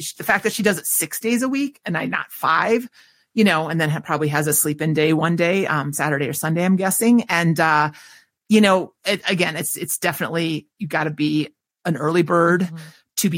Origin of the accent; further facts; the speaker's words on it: Minnesota, United States; accent: Minnesota; there's my Minnesota accent